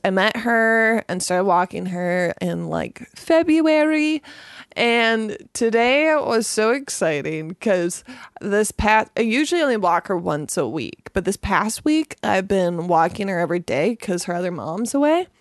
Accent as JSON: {"language": "English", "town": "Gibsons", "region": "British Columbia", "country": "Canada", "tie": "born or raised there", "said": "I grew up in Gibson's."}